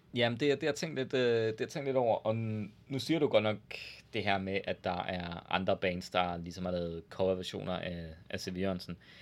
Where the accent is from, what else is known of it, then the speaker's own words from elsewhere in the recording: Jutland, Denmark; være lidt overfølsom som jyde